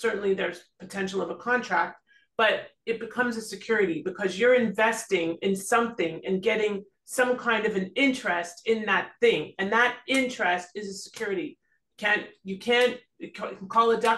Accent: Toronto, Ontario, Canada; moved away as an adult; now in South Florida, United States; I'm originally from Toronto

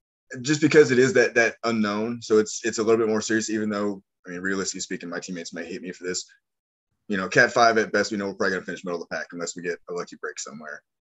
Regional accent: Midwest, United States; now in New Orleans, United States; Like I said, I grew up in the Midwest, and then I bounced around with the military and ended up settling in New Orleans.

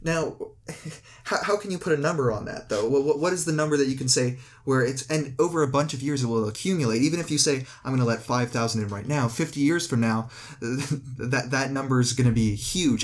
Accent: Canada; I'm a Canadian

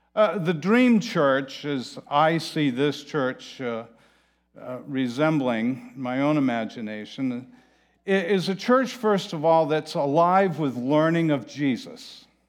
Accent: Manchester-by-the-Sea, Massachusetts, United States; I am from Manchester by the Sea

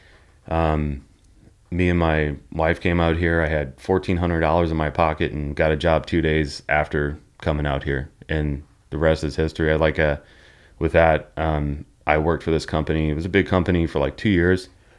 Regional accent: Chicago, Illinois, United States; also born or lived in St. Louis / Texas / North Carolina; And then born in St. Louis. And then after St. Louis, we moved to Texas for a year and then lived in North Carolina and then back to Chicago. Or moved to Chicago. Then I moved back to St. Louis when I was like 17 or 18, stayed there.

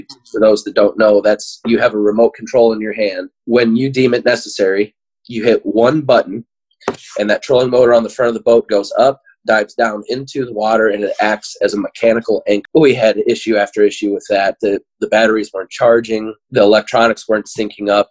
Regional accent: Illinois, United States; I've been born and raised in Illinois my entire life

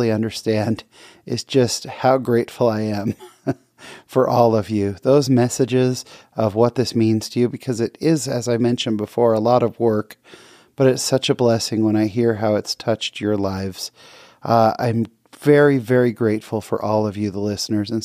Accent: California, United States; someone I grew up with in California

